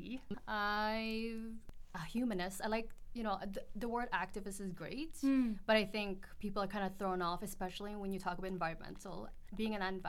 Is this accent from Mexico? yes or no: no; Edmonton, Alberta, Canada; also born or lived in Philippines; I was born in Edmonton. I moved to the Philippines when I was 4 and then came back when I was 9, so a big chunk of my childhood and memories is in the Philippines